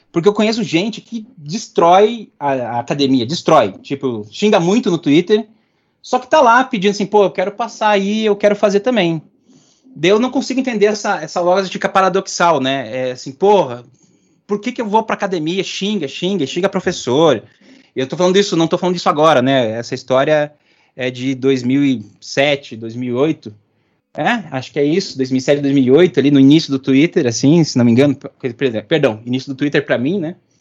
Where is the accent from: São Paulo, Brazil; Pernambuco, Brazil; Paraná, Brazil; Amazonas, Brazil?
Paraná, Brazil; Curitiba; Eu sou, sou de Curitibano